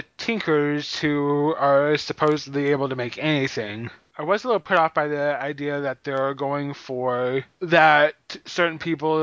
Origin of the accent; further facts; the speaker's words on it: Missouri, United States; I'm an American and a Missouri and a Missourian at the same time.